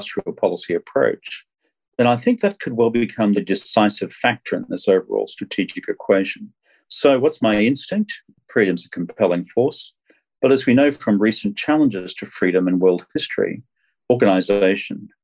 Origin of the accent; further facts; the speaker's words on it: Australia; I'm from Australia